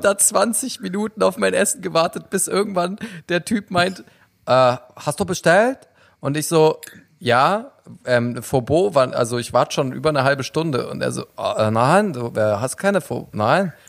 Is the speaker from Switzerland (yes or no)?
no; Turkey; als Türke